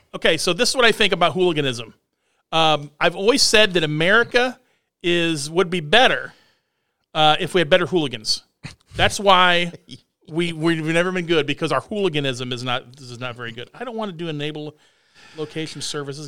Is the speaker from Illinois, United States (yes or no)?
yes; Galesburg, Illinois, United States; moved away as an adult; now in Quincy, United States; I'm from Galesburg, where we have no soccer